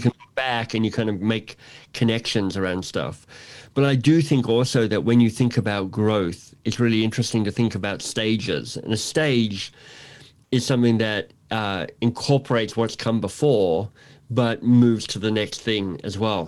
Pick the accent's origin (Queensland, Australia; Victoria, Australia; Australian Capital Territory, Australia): Australian Capital Territory, Australia; Canberra; also born or lived in Melbourne, Australia / Toronto, Canada; now in Canada; visiting my parents in Canberra where I grew up.